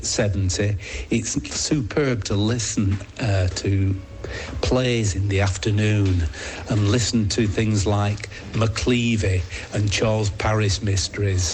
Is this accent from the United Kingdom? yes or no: yes; Bedford, East of England, United Kingdom; I come from Bedford in England.